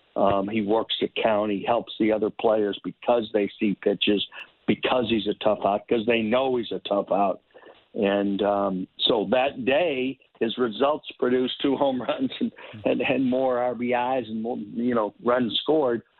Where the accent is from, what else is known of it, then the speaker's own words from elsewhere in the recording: Chicago, Illinois, United States; when I was growing up in Chicago